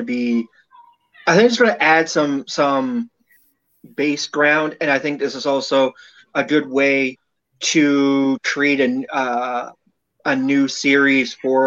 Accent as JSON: {"language": "English", "country": "Canada", "said": "I'm Canadian"}